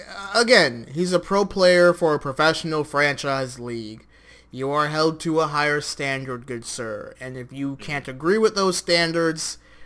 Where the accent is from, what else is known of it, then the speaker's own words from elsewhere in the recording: United States; my hometown, my home country, which, yes, we're Americans